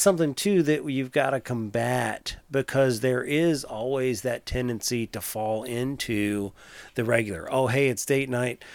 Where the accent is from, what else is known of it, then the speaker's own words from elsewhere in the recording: Tappahannock, Virginia, United States; I grew up in Tappahannock